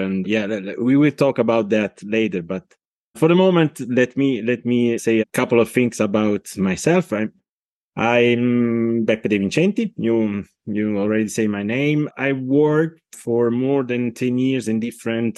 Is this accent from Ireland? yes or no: no; Italy; accent: Italian; English is a second language; now in Switzerland; my accent tell you that I'm not Swiss, not English, but I'm Italian. But I live in Switzerland since more than 70 years now, and I'm Italian and Swiss.